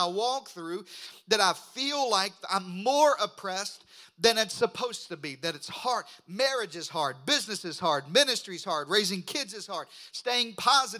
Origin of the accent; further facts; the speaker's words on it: southeastern Arkansas, United States; moved away; I grew up in the Delta of Arkansas. I grew up in eastern Arkansas, southeastern Arkansas